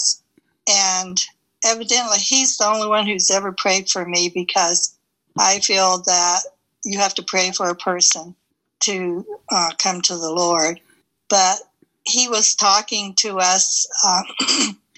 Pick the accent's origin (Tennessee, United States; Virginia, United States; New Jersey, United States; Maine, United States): Virginia, United States; Salem; moved away; I'm from Salem, Virginia